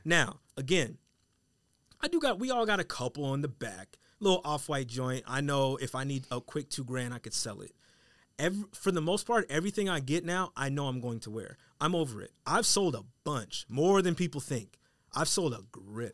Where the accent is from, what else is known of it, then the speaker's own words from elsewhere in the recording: Colorado, United States; I'm from Colorado